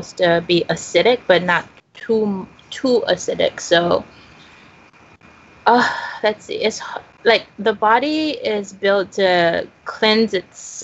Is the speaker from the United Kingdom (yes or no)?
no; Haiti; moved away; Growing up in Haiti, my mom always took me on her vaccination campaigns